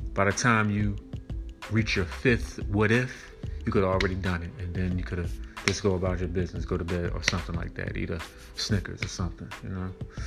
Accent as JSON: {"language": "English", "town": "Philadelphia", "region": "Pennsylvania", "country": "United States", "tie": "born or raised there", "said": "I'm from that city of Philly, Philadelphia, Pennsylvania."}